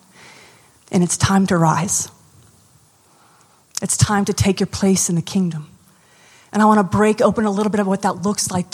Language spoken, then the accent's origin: English; United States; now in New Orleans, United States; I'm American.